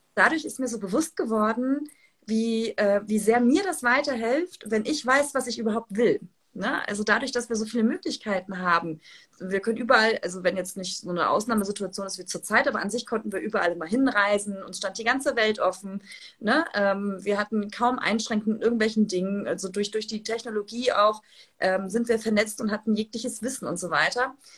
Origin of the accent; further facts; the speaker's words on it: Hamburg, Germany; ich komme ja aus Hamburg